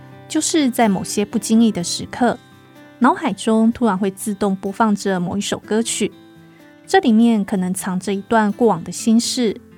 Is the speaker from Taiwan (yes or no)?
yes; North Coast, New Taipei, Taiwan; 我的出生地北海岸，虽然在一九一一年四月就创建了小基隆公学校，